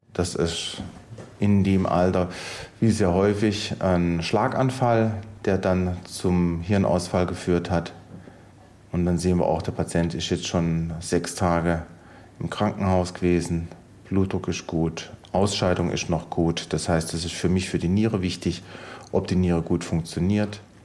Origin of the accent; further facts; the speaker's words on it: Baden-Württemberg, Germany; moved away as an adult; now in Homburg, Germany; Ich komme ursprünglich aus dem Badischen und bin dann zum AIP 1995 hier in die Nephrologie gekommen.